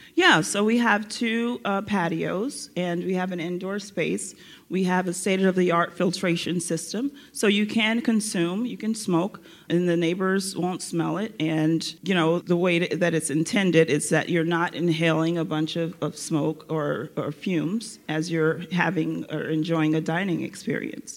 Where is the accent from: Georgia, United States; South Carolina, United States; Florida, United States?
Florida, United States; moved away as an adult; now in Los Angeles, United States; I'm from Florida